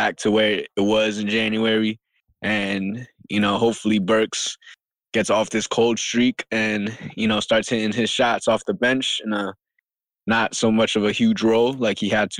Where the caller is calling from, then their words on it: Manhattan, New York, United States; …, coming on from Manhattan, New